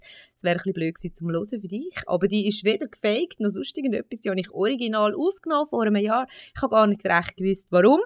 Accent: Switzerland; bei uns in der Schweiz

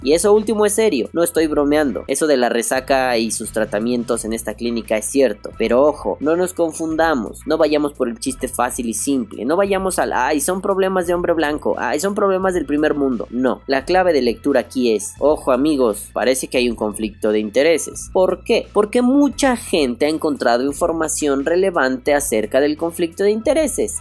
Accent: Mexico

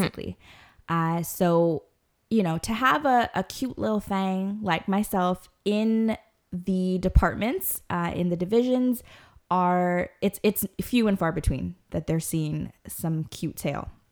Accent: Guyana; I myself am Guyanese

